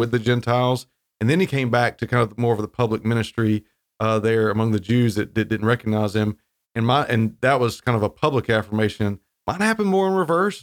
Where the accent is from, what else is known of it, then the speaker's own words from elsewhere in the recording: Wilmington, North Carolina, United States; also born or lived in Raleigh, North Carolina; I grew up in North Carolina, so I'm from the coast, down Wilmington